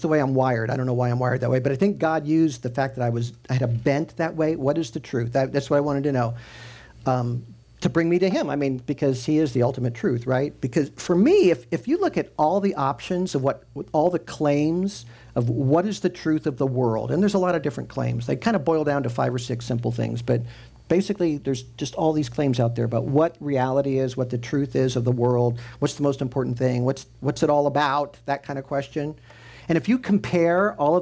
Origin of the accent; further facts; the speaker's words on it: Midwest, United States; I grew up in the Midwest